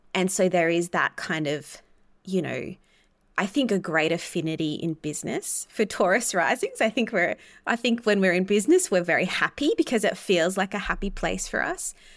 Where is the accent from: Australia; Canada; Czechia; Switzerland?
Australia; being Australian